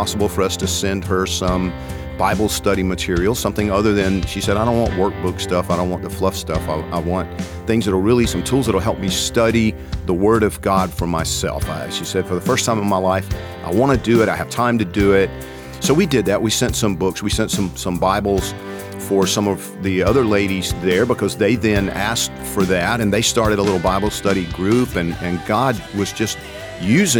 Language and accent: English; Georgia, United States; I'm from Georgia